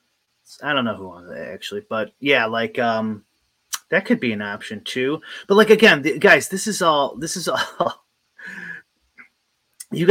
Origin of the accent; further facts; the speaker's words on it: United States; I'm American